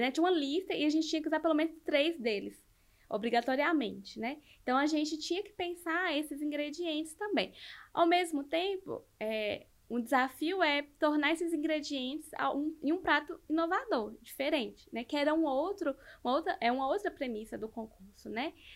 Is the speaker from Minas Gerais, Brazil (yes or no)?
yes; north of Minas Gerais, Brazil; accent: a bit like Bahian; now in Belo Horizonte, Brazil; eu sou do norte de Minas